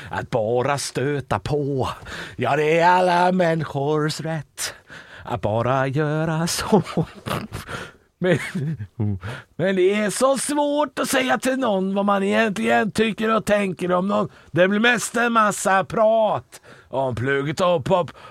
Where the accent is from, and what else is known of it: Västerås, Västmanland, Sweden